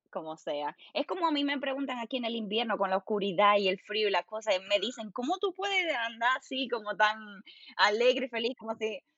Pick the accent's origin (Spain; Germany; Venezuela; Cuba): Germany; Spanish is a second language; yo soy que, yo que soy alemana y tú que eres la latina